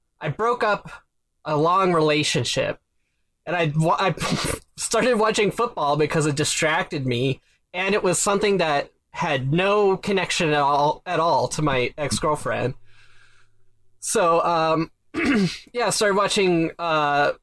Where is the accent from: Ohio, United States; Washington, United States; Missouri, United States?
Washington, United States; Seattle; I'm from Seattle